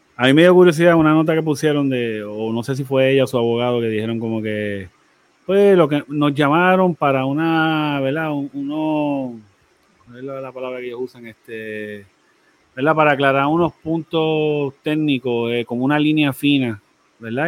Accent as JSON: {"language": "Spanish", "country": "Puerto Rico", "said": "como puertorriqueños"}